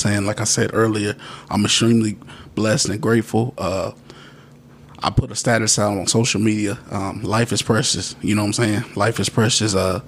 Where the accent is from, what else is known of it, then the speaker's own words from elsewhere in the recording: Radcliff, Kentucky, United States; not only just in Bowling Green, my hometown where I was raised at in Radcliffe, I've been thinking about getting involved and giving more.